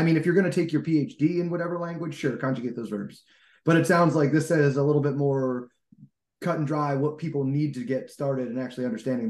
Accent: New Jersey, United States; I'm from Jersey. We grew up working crappy jobs.

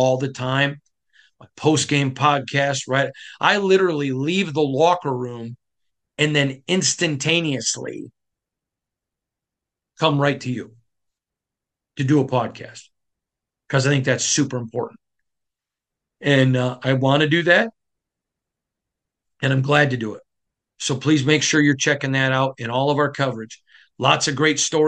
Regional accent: Michigan, United States; now in Las Vegas, United States; I'm from Michigan

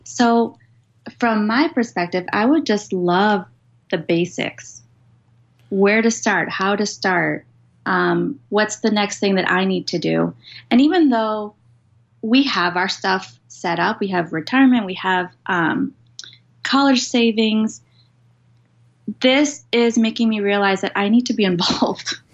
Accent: Paraguay; moved away; I grew up in Paraguay, well, my younger years, a third world country

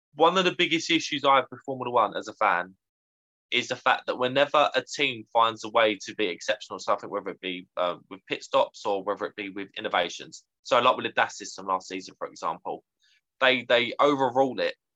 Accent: United Kingdom; as a young Brit at the time

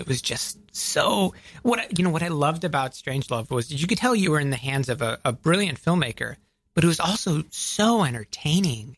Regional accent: outside of Atlanta, Georgia, United States; I grew up outside of Atlanta, Georgia

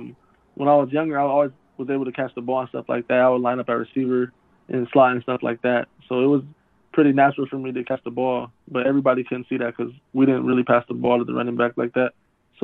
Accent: San Diego, California, United States; born or raised there; also born or lived in Chula Vista

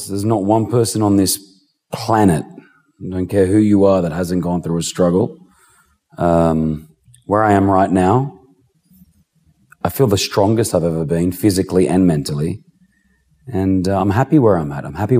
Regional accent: Sydney, New South Wales, Australia; We grew up in Sydney, Australia, a typical Lebanese family. Mum and dad migrated from Lebanon when they were younger because of the war.

